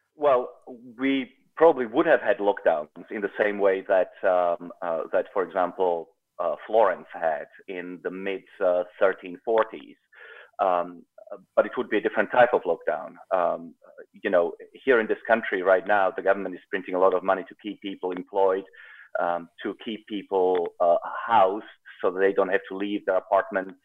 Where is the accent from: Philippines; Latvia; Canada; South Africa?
South Africa; also born or lived in Czechoslovakia; now in United States; I grew up in South Africa, but I wasn't born there